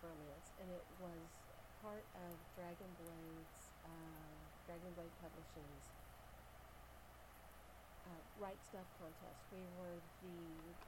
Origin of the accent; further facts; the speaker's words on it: United States; I'm from America